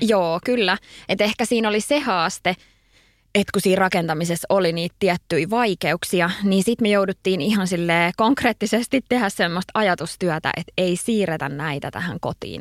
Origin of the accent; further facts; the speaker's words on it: Kirkkonummi, Uusimaa, Finland; moved away as an adult; also born or lived in Espoo / Helsinki; mä oon syntynyt Espoossa ja tota, asuttiin kerrostalossa Ö, ja sitten olinko mä ykkösellä, ykkösluokalla, niin siirryttiin sitten kakkosluokalle tonne kirkkonummelle ja omakotitaloon – et mä koen, että mä oon kirkkonomelainen. Että siellä mä asuin sit siihen saakka, että mä olin 18 ja muutin Helsinkiin